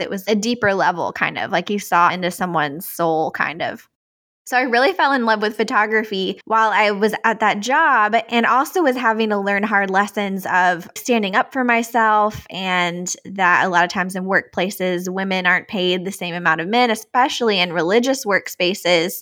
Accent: outside of Richmond, Virginia, United States; moved away; also born or lived in Tennessee; I grew up outside of Richmond, Virginia, so on the East Coast

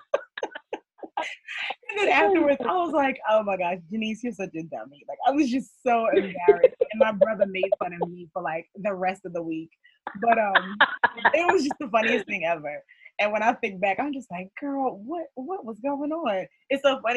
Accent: Georgia, United States; also born or lived in New York; I was raised in Georgia. I'm originally from New York, but I was raised in Georgia

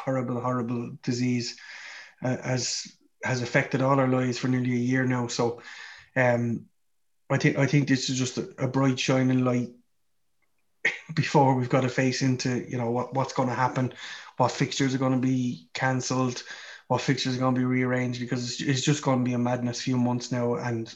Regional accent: Ireland; we're Irish

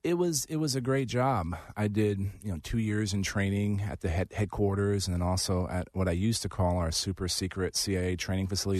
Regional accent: District 23, Texas, United States; it was basically where I grew up. And so I moved from Kabul, Afghanistan to San Antonio to run for Congress

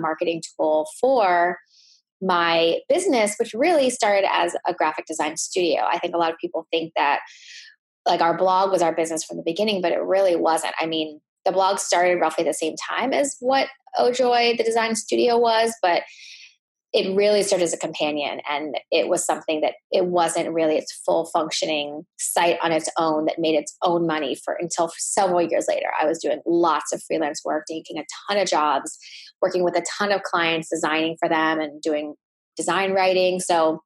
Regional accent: United States; my parents are from Thailand and I was born in the States. And so having grown up with an Asian background and with immigrant parents

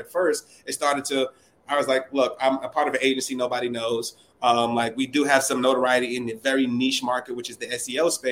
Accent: New York City, New York, United States; from the Bronx

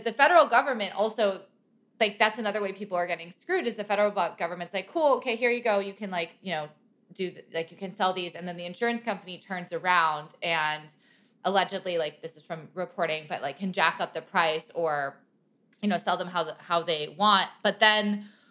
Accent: California, United States; I grew up in California too

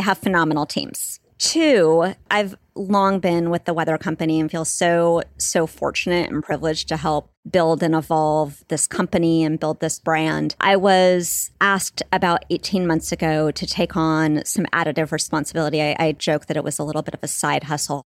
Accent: Santa Barbara, California, United States; I grew up in Southern California, in Santa Barbara

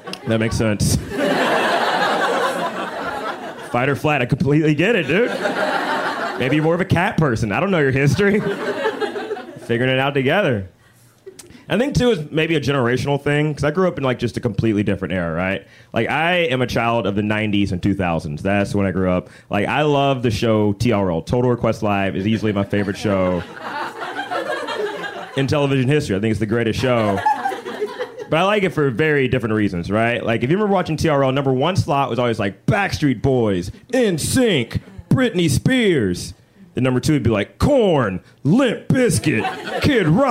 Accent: Birmingham, Alabama, United States; now in Chicago, United States; I'm originally from Birmingham, Alabama

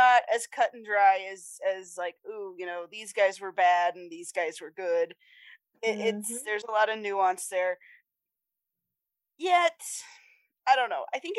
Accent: United States; I'm American.

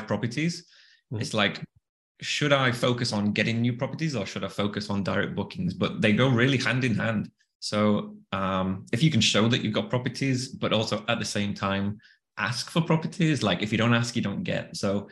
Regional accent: the north of England, United Kingdom; accent: Northern; moved away; also born or lived in Bali; another Northern accent

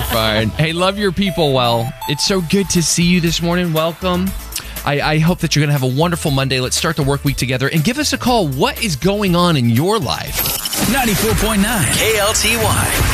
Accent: DeSoto, United States; moved away; also born or lived in Colorado; I grew up in DeSoto

